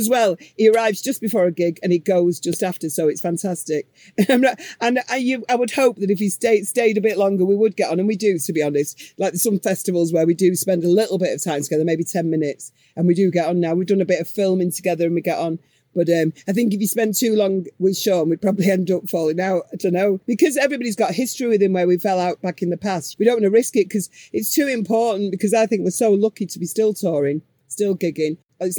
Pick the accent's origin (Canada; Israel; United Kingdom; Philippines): United Kingdom; Manchester, North West England; we're from Manchester